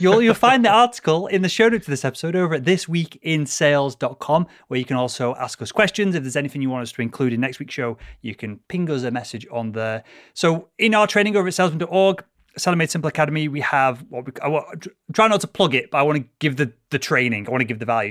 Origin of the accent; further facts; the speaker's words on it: United Kingdom; being born British